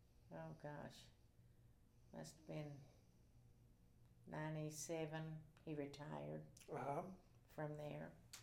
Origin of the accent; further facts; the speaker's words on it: Crane, Missouri, United States; also born or lived in Louisiana, Missouri; And I went all 12 years of school in Crane.